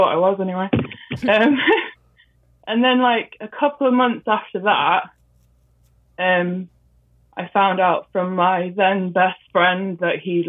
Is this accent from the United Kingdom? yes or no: yes; Midlands, England, United Kingdom; I'm from England, like Midland.